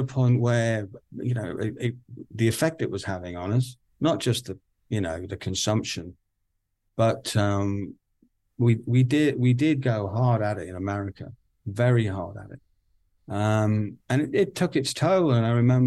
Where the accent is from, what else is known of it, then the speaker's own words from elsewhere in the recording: Newcastle upon Tyne, North East England, United Kingdom; I'm a Geordie